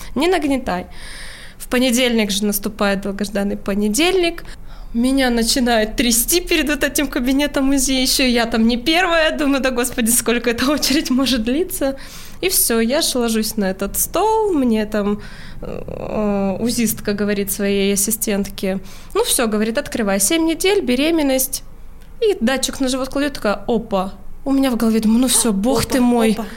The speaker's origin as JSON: {"language": "Russian", "region": "Urals", "country": "Russia", "moved": "yes", "said": "я с Урала"}